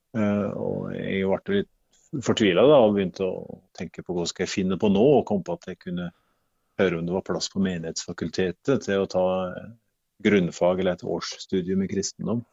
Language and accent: Norwegian; Vågå, Innlandet, Norway; jeg er født i, på Lalm i Vågå, så det er Nord-Gudbrandsdalen